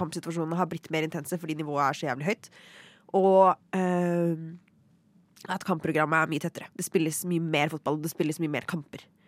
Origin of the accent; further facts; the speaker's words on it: Norway; som nordmenn